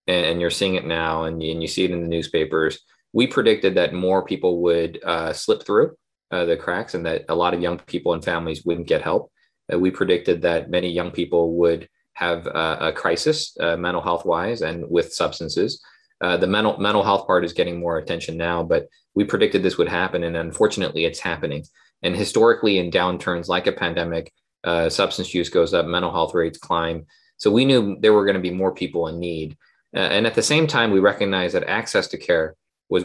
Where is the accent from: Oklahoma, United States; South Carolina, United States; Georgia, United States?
Oklahoma, United States; moved away; also born or lived in Seoul, South Korea / North Carolina / Baltimore; from Seoul, South Korea originally, but I grew up in Oklahoma